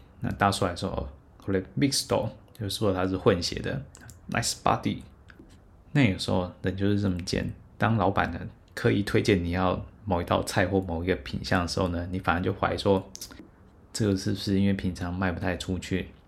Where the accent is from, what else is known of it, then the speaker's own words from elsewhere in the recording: Taiwan; 我是台湾人